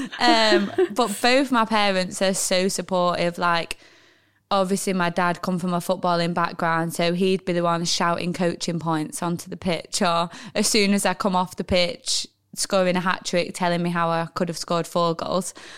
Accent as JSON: {"language": "English", "town": "Manchester", "region": "North West England", "country": "United Kingdom", "tie": "born or raised there", "also_born_or_lived": "Oldham", "said": "my school was in Oldham, so I think maybe that's where the confusion lies. And if you were to ask my mum and dad, they'd be like, \"We've got a Manchester postcode"}